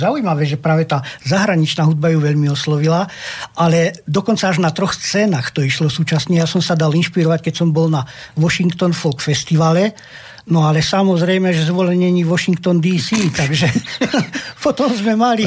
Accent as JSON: {"language": "Slovak", "town": "Očová", "region": "Banská Bystrica Region", "country": "Slovakia", "tie": "born or raised there", "said": "ja som sa narodil vlastne v horách e, na Poľane, mm-hmm. na Hočovských mhm. lazoch, konkrétne na Kráľovej púti"}